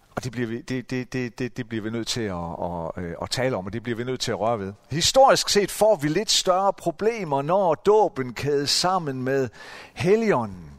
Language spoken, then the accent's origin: Danish; Central Jutland, Central Denmark Region, Denmark; i den menighed, hvor, hvor jeg voksede op, nede i det midtjyske